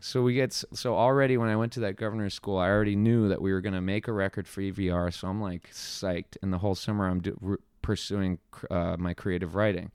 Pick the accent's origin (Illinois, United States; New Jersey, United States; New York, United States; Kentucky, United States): New Jersey, United States; Flemington; also born or lived in Princeton, New Jersey; born in New Jersey, in, uh, Flemington, New Jersey